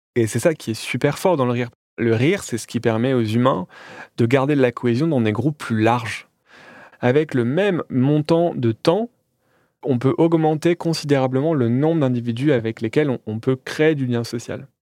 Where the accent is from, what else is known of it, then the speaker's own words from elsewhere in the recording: Calais, Hauts-de-France, France; à Calais, là où je suis né